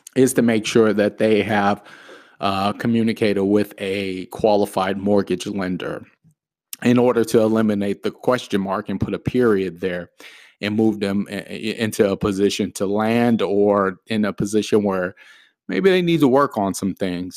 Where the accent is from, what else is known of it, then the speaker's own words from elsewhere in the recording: the Valley, Arizona, United States; I am from the Valley, born and raised in Arizona all my life.